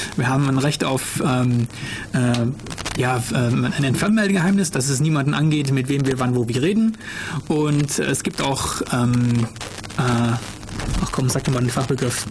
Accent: Germany; bei uns in Deutschland hier

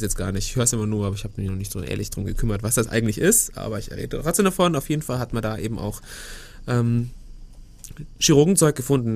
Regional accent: Germany; bei uns in Deutschland

